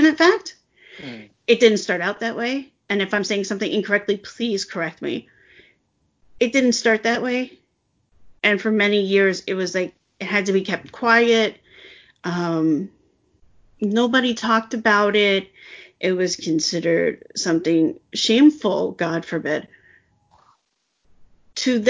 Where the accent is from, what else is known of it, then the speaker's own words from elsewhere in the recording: United States; I'm American